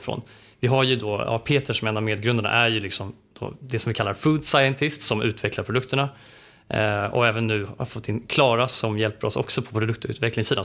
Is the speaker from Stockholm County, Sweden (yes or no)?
yes; Stockholm archipelago, Stockholm County, Sweden; jag är uppväxt i Stockholms skärgård